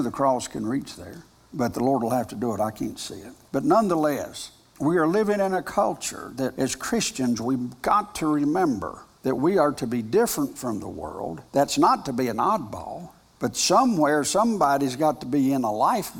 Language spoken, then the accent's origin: English; United States; I am an American. I'm proud of being an American